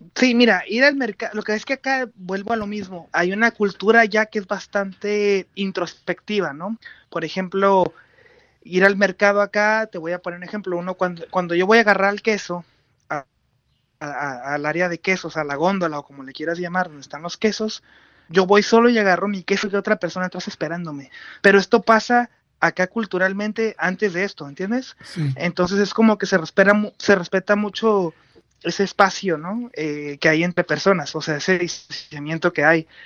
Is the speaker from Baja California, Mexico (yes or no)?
yes; Tijuana, Baja California, Mexico; moved away as an adult; now in Oslo, Norway; yo soy de Tijuana, eh, nacido y criado ahí